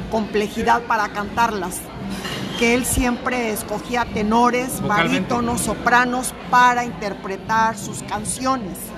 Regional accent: Spain; Yo soy española

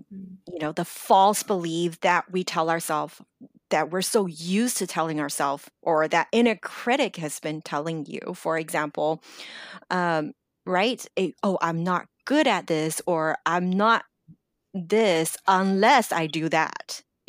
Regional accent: Los Angeles, California, United States; English is a second language; I still always felt my English isn't good enough. I grew up in Los Angeles and, you know, I graduated university, but I still don't feel good enough.

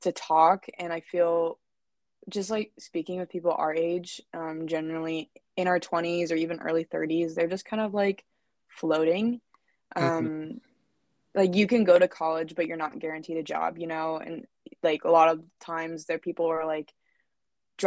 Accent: Seattle, Washington, United States; I grew up in Seattle.

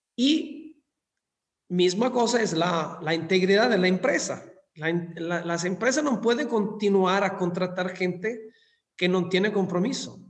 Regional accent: Scilla, Calabria, Italy; Spanish is a second language; moved away as an adult; also born or lived in London, United Kingdom / Dubai, United Arab Emirates / Singapore / Malaysia; now in Mexico; en mi, en mi pueblo natal, donde, donde nací, que se llama Scilla, es en el sur de Italia

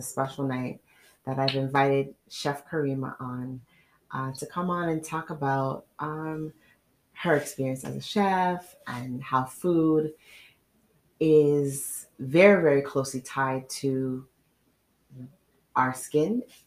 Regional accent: Trinidad & Tobago; I grew up in Trinidad

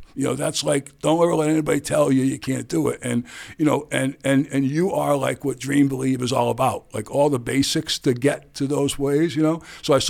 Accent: New York City, New York, United States; I grew up in the Bronx.

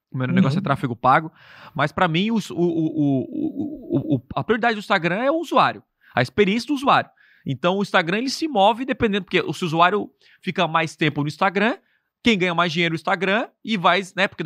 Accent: Criciúma, Santa Catarina, Brazil; Eu sou de Criciúma.

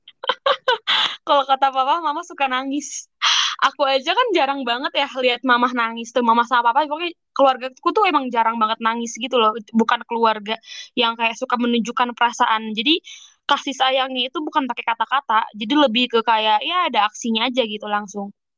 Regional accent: Indonesia; moved away as an adult

